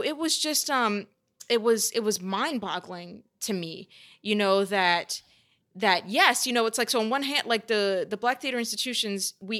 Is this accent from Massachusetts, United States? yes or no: no; Louisiana, United States; I came from Louisiana, knew very little about theater